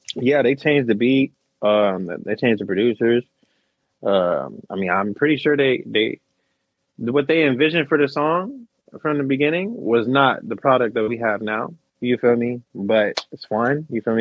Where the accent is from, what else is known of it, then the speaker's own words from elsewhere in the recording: West Covina, California, United States; now in Salinas, United States; I was born in West Covina.